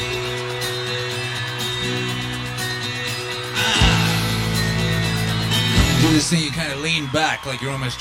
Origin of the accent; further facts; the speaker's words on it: Wales, United Kingdom; moved away as an adult; also born or lived in West Midlands, England / Birmingham, England; now in Texas, United States; I was born in the middle of the UK, you know, the West Midlands bit. And I grew up in Wales.